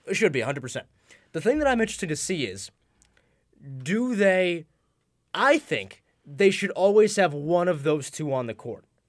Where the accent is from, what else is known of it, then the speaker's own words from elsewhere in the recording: Rochester, New York, United States; I'm from Rochester